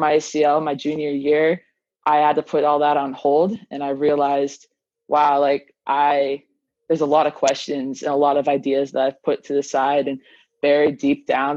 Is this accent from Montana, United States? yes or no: yes; Libby, Montana, United States; I grew up in Libby, which is a crazy small town in Northwest Montana.